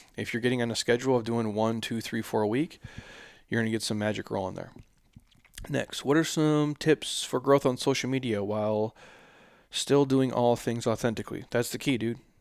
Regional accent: Midwest, United States; I grew up in the Midwest

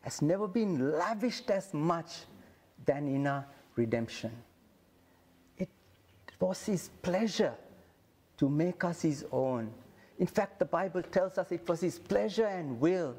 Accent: Sri Lanka; I come from Sri Lanka

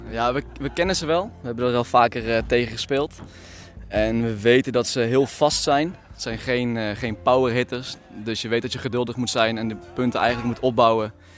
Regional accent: Veghel, North Brabant, Netherlands; also born or lived in Maastricht; now in Amsterdam, Netherlands; Ik woon in Amsterdam. Geboren in Maastricht, verhuisd naar Veghel

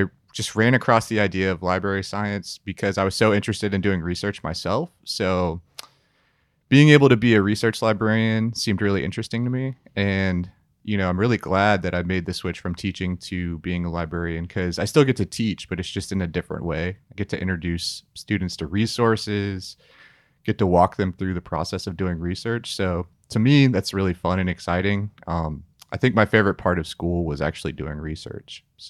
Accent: Sewanee, Tennessee, United States; I grew up in Suwanee, Tennessee for a couple of years.

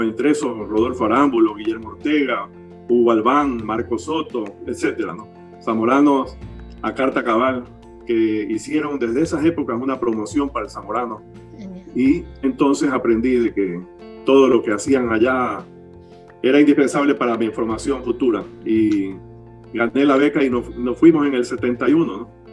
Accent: Guayaquil, Guayas, Ecuador; also born or lived in Honduras; nací, nací aquí en Guayaquil

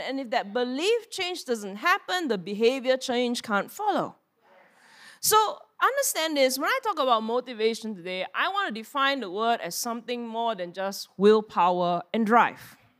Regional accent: Singapore; we are Singaporean

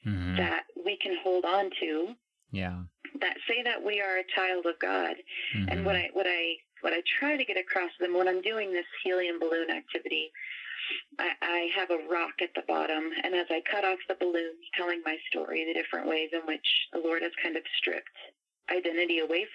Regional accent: Brazil; moved away; it'll come out eventually that I grew up in Brazil, but it's not really what I lead with anymore.

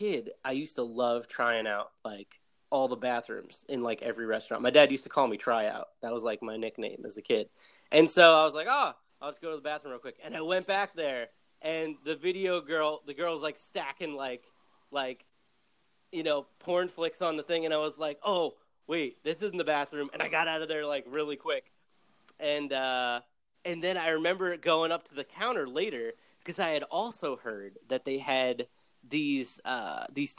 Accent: New Jersey, United States; So I grew up in New Jersey

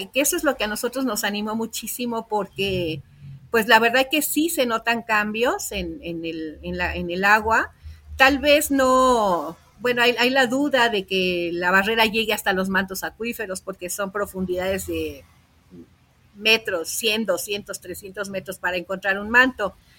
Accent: Lerma, State of Mexico, Mexico; yo nací aquí en Lerma

